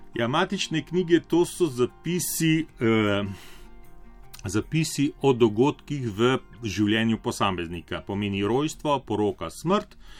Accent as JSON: {"language": "Slovenian", "town": "Gornja Bistrica", "region": "Mura", "country": "Slovenia", "tie": "born or raised there", "also_born_or_lived": "Murska Sobota", "said": "Rojen sem bil v Murski soboti, svoje otroštvo sem preživel na Gorni Bistrici, to je ena majhna vasica ob reki Muri."}